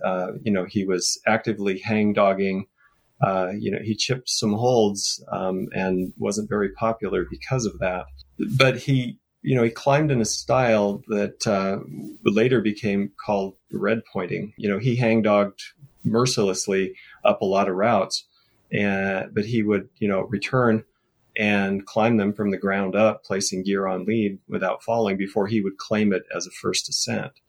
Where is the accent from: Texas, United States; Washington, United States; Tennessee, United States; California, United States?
Washington, United States; Seattle; I grew up in Seattle